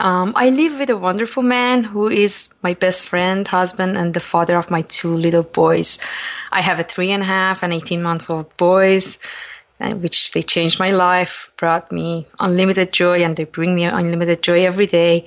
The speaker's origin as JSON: {"language": "English", "country": "Iran", "tie": "born or raised there", "said": "So I grew up in Iran during eight years of brutal war between Iran and Iraq, and I had first-hand experience about war."}